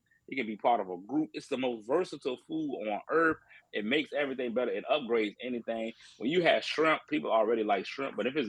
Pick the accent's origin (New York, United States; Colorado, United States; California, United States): Colorado, United States; born there; And then I was born in Colorado. Mm-hmm. So my mom lived in Colorado for a little bit.